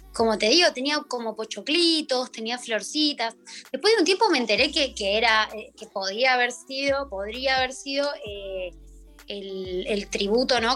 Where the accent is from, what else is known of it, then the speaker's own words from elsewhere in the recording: Argentina; Plantarse como, como argentinos